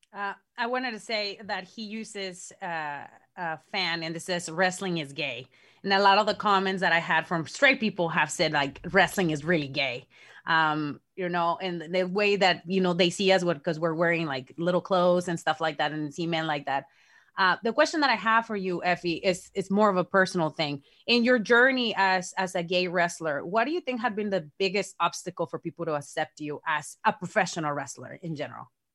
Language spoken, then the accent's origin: English; Mexico; moved away; me growing up in Mexico with exoticos